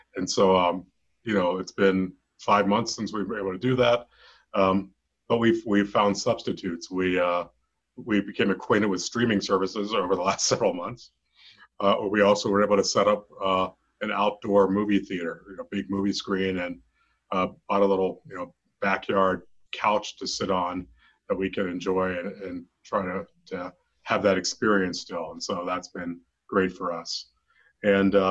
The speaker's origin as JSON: {"language": "English", "region": "Western Pennsylvania", "country": "United States", "tie": "born or raised there", "moved": "yes", "lives_now": "Colorado, United States", "said": "I grew up in Western Pennsylvania in the 70s"}